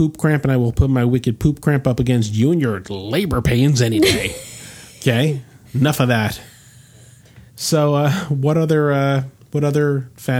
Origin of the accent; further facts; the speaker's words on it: Rahway, New Jersey, United States; We had a theater in Rahway, which is the town I was born in.